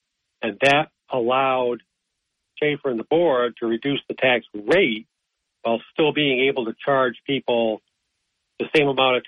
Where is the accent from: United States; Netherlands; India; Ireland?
United States; Vestal, New York; moved away as an adult; also born or lived in Arizona; Personally, I grew up in Vestal. So I've known Vestal all the way up through my college days. Then I spent time in Arizona, and now I'm back in Vestal. I've been back in Vestal for about 3 years now.